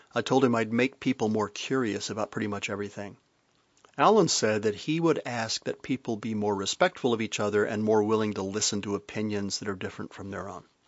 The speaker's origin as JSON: {"language": "English", "region": "the South", "country": "United States", "also_born_or_lived": "Midland, Texas", "moved": "yes", "lives_now": "Vermont, United States", "said": "I may live in Vermont and all that that implies, but I'm from the South and all that that implies"}